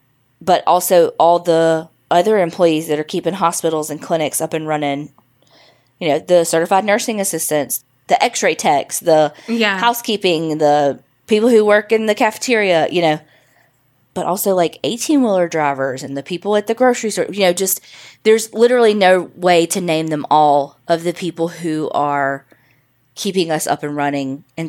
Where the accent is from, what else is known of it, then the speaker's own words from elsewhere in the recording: Farmersville, Texas, United States; My hometown of Farmersville, Texas, is a small town located about 40 miles north of Dallas and currently has a population of about 5,000. Your typical, quiet, small town.